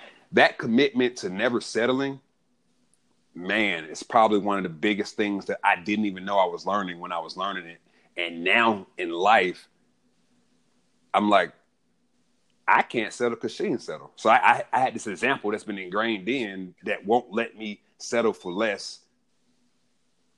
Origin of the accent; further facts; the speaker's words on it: Atlanta, Georgia, United States; growing up in Southwest Atlanta, we moved around a lot